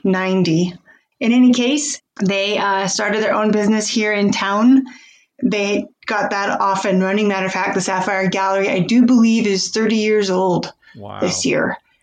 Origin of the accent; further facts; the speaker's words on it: Philipsburg, Montana, United States; I grew up here in Phillipsburg, Montana, and was raised on a cattle ranch for my first 18 years of life.